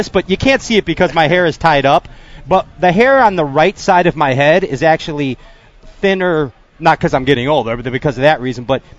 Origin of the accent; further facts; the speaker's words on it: Chicago, Illinois, United States; I'm from Chicago.